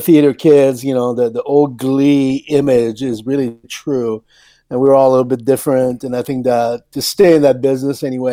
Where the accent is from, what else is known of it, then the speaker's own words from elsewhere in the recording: Canada; moved away as an adult; also born or lived in Paris, France; now in Newport Beach, United States; I was born in Paris and then raised in Canada. And then I came to the U.S. in the early 80s